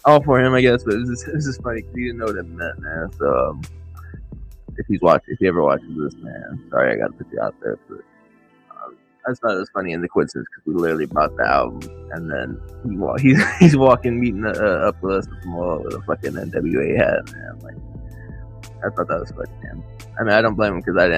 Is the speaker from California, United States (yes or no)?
yes; San Diego, California, United States; I'm from San Diego